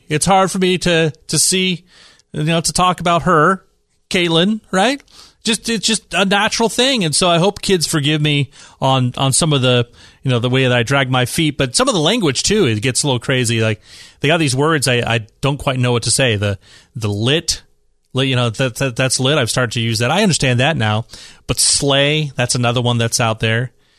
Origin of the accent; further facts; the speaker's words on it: San Francisco, California, United States; So the state of San Francisco, right, my hometown, the city of San Francisco, is just a little bit crazy on some of their stuff there.